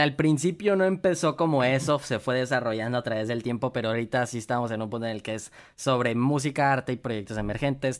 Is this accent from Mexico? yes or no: yes; Monterrey, Nuevo León, Mexico; moved away; Yo soy de Monterrey, pero ahorita no me encuentro ahí